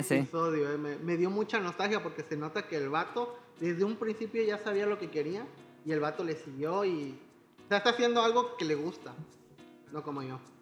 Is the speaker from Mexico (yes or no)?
yes; Veracruz, Mexico; soy de Veracruz.